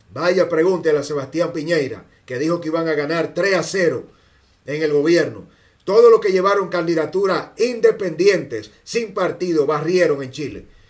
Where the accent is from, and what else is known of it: Dominican Republic